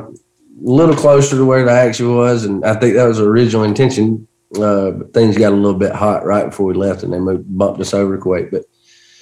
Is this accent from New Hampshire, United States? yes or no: no; Georgia, United States; my hometown in Georgia